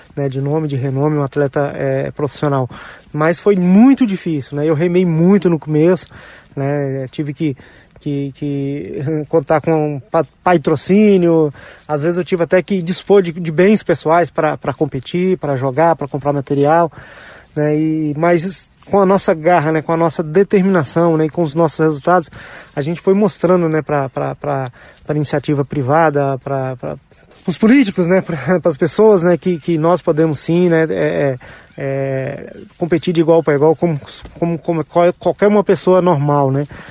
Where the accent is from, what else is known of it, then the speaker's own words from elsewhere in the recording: Silvânia, Goiás, Brazil; Eu tenho o maior orgulho de, de dizer que eu sou goiano, nascido em Silvânia, na cidade do interior